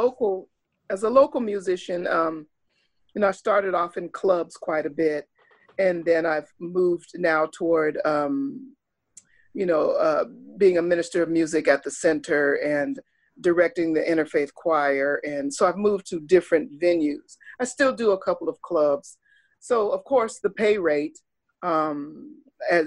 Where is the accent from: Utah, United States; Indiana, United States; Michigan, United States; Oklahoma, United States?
Oklahoma, United States; moved away; I grew up in Oklahoma, which was a while ago. I was in the fifth grade